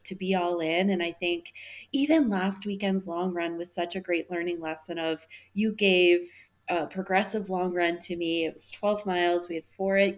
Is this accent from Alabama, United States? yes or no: no; West Michigan, United States; now in Denver, United States; I grew up in West Michigan.